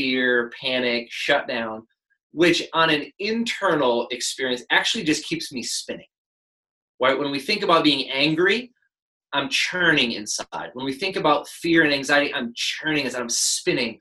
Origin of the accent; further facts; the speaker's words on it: United States; we as an American people